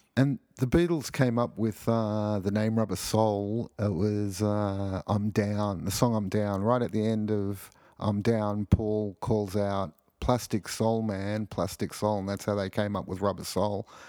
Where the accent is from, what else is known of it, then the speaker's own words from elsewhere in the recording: Sydney, New South Wales, Australia; I grew up in Sydney, Australia